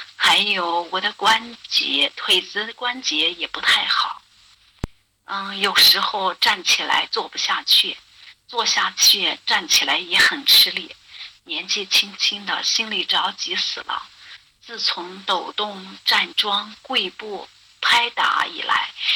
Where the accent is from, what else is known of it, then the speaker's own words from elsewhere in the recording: Dingxi, Gansu, China; 我是来自甘肃的